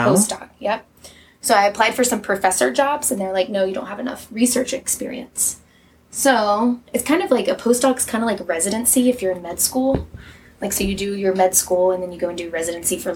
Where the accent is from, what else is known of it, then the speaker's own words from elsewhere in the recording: North Carolina, United States; moved away as an adult; also born or lived in Costa Rica; now in Tucson, United States; I grew up in North Carolina. Lived my whole life in North Carolina